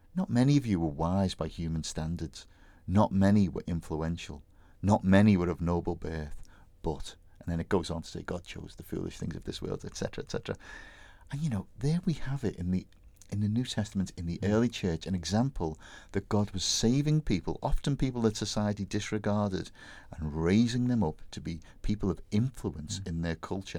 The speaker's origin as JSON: {"language": "English", "town": "Bootle", "region": "North West England", "country": "United Kingdom", "tie": "born or raised there", "said": "my hometown Bootle"}